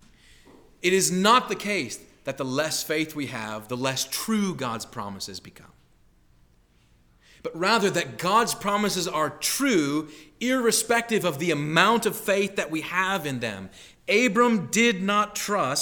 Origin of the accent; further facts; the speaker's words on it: Midwest, United States; moved away as an adult; also born or lived in Boston; growing up in the Midwest